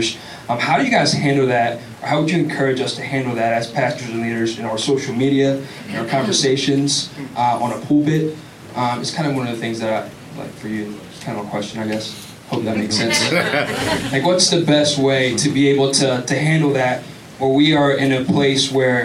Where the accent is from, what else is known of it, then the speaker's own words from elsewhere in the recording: Canton, Ohio, United States; now in Columbus, United States; I'm from Canton, Ohio. I actually moved to Columbus.